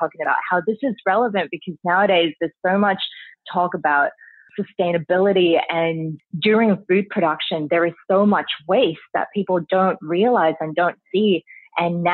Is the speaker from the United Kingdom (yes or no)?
no; Spain; now in Australia; I grew up in Spain